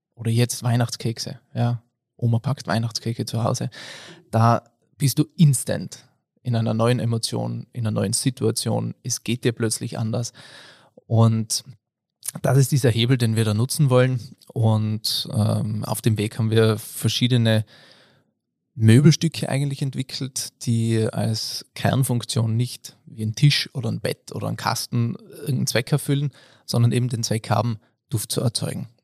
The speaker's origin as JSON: {"language": "German", "area": "Innsbruck", "region": "Tyrol area", "country": "Austria", "lives_now": "Patsch, Austria", "said": "Ich äh, bin da aus der Tiroler Gegend, Innsbruck, Patsch wohne ich jetzt"}